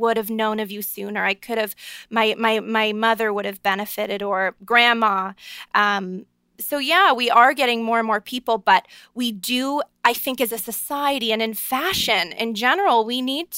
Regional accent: Niagara Falls, Ontario, Canada; I'm a Canadian girl from born and raised Niagara Falls, Ontario

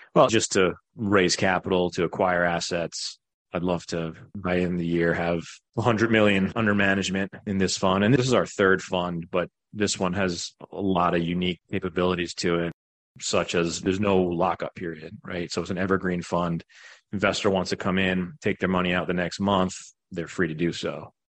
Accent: Long Island, New York, United States; moved away as an adult; now in Greenville, United States; I was born in New York, Long Island, grew up there, middle class family

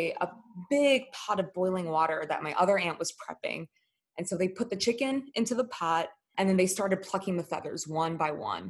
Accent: United States; the privileges that I had growing up in the US

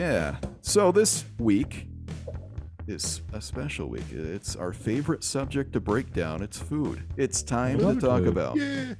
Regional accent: Michigan, United States; moved away; Rolls from my home state of Michigan

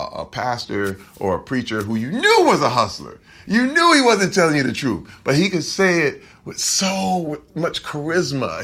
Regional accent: Flint, Michigan, United States; my time of growing up in Flint, Michigan

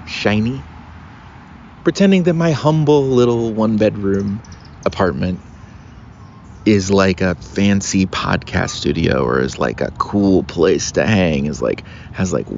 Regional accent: Cincinnati, Ohio, United States; I grew up in Cincinnati, right? I went to high school in Cincinnati

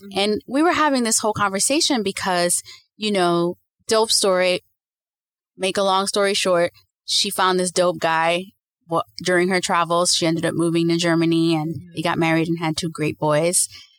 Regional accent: Santo Domingo, Distrito Nacional, Dominican Republic; I was born in Santo Domingo, Dominican Republic.

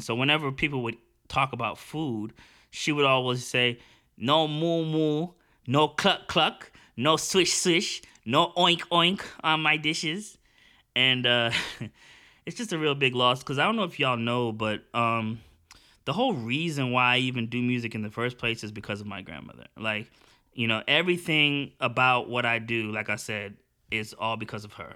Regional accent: United States; I'm actually an American and I'm super American. I'm probably like the most American, but I'm also super Jamaican

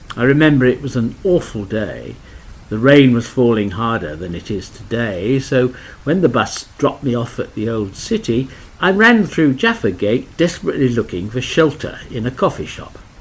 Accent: Australia; also born or lived in Adelaide; I'm from Australia

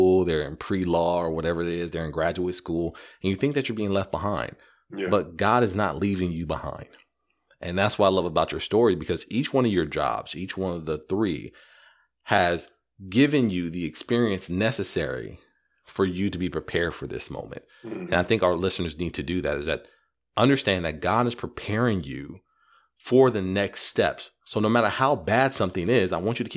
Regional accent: California, United States; moved away as an adult; also born or lived in Arizona; I'm from California

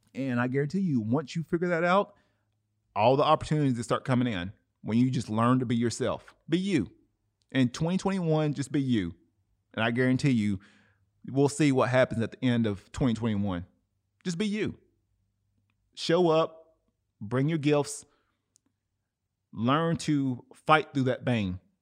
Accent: Cleveland, Tennessee, United States; music producer in my hometown, Cleveland, Tennessee

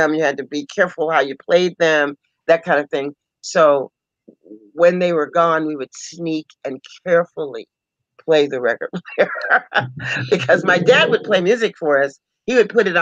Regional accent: Tulsa, Oklahoma, United States; moved away; I'm from Oklahoma, Tulsa, Oklahoma

